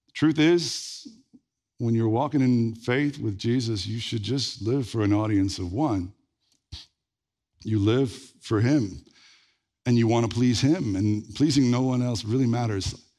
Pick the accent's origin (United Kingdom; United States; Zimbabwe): United States; Red Lick, Texas; when I was growing up in Red Lake